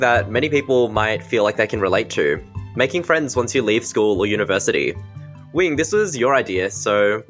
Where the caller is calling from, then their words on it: Melbourne, Victoria, Australia; I'm a fresh out of uni graduate and a young Chinese Australian. I'm recording from Wurundjeri country.